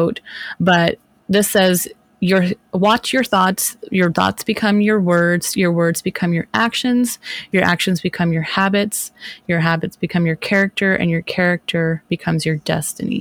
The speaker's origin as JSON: {"language": "English", "country": "United States"}